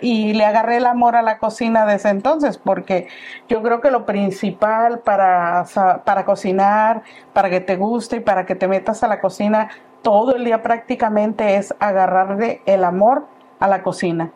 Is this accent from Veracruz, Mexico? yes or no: no; Paseo del Alto, Guanajuato, Mexico; moved away; Yo soy originaria de un pueblito muy bonito que se llama Paseo del Alto, Guanajuato. Dice que ya es ciudad, yo no lo creo, pero ya hace muchos años que no estoy allá.